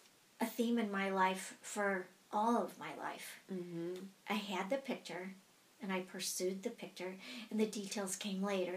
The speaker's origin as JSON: {"language": "English", "town": "Eugene", "region": "Oregon", "country": "United States", "tie": "born or raised there", "also_born_or_lived": "Chicago", "said": "So I was born and raised in Chicago and I grew up in Eugene."}